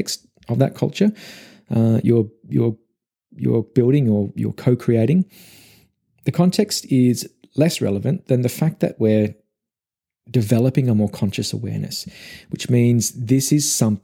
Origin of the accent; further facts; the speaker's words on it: Melbourne, Victoria, Australia; also born or lived in Gold Coast, Queensland; I'm originally from Melbourne. It's my home.